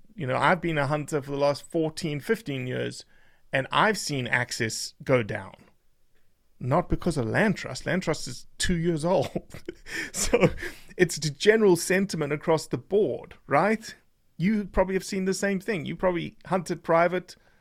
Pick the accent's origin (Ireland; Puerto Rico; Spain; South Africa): South Africa; now in United States; I'm a South African that is an American now